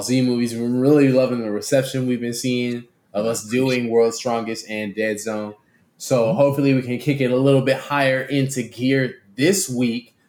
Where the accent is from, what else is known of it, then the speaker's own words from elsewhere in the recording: San Antonio, Texas, United States; my hometown team, Spurs